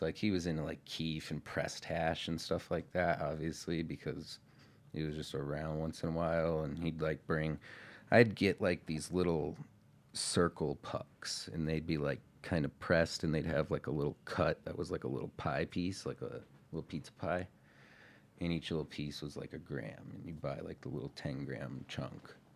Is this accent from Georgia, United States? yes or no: no; Marathon County, Wisconsin, United States; I'm from Marathon County